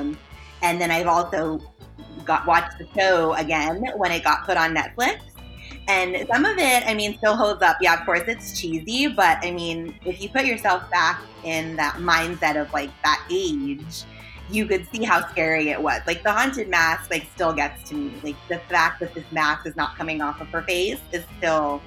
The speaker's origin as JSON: {"language": "English", "region": "California", "country": "United States", "tie": "born or raised there", "said": "I'm a California kid"}